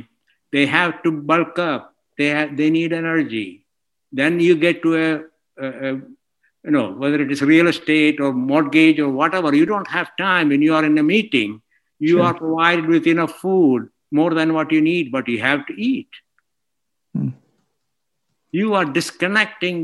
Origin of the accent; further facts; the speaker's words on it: India; moved away as an adult; also born or lived in Scotland / Texas, United States; now in Portland, United States; I grew up in India.